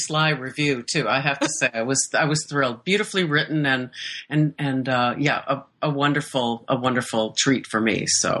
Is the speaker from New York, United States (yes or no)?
no; Iowa, United States; moved away as an adult; now in Stockholm, Sweden; I was born and raised in Iowa